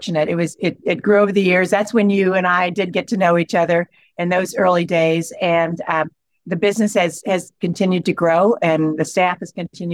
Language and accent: English; Ripley County, Southeast Indiana, United States; it was great growing up there. I grew up on a farm